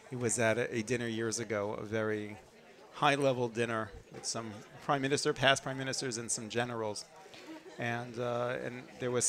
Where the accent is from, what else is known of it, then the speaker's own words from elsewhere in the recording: Jerusalem, Jerusalem District, Israel; And it's it's interesting because I come from Yerushalayim and I'm speaking mostly to my staff in English